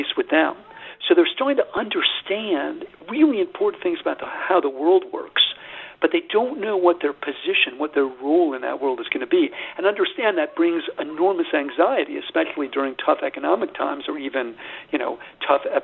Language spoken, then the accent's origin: English; United States; I'm an American